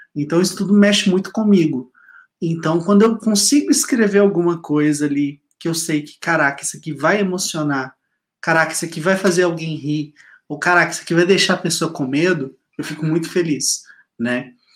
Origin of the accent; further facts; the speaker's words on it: Minas Gerais, Brazil; accent: mineiro; viu o sotaque mineiro?